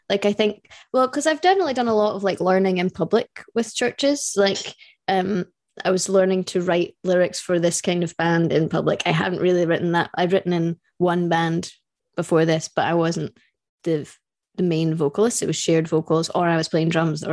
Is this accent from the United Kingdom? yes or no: yes; United Kingdom; we're British